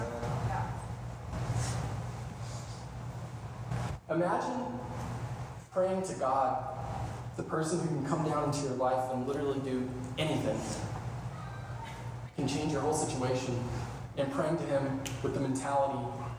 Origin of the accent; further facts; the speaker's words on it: Kansas City, United States; moved away; Kansas City, my hometown